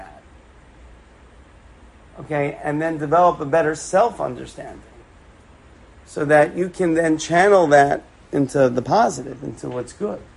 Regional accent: New York City, New York, United States; I grew up in Forest Hills in Queens, a couple of blocks away from my grandparents.

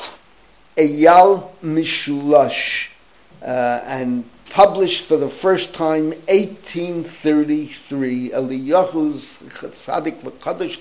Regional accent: New York City, New York, United States; When I was growing up in the Bronx

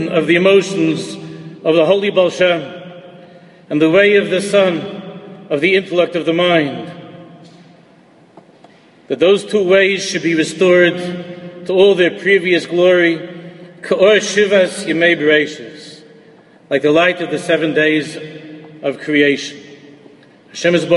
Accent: New York City, New York, United States; Growing up in America, I attached myself as much as I could as a Yankee fan in Queens, growing up

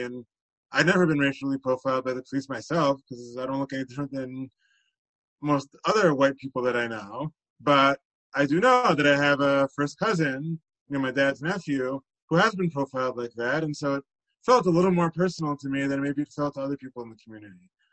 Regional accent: Teaneck, New Jersey, United States; I grew up in Teaneck, where I still live today

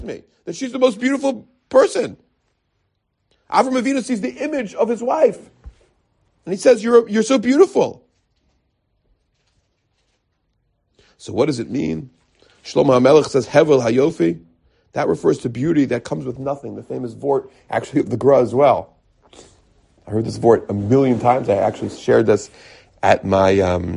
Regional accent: United States; now in Jerusalem, Israel; because I'm from America

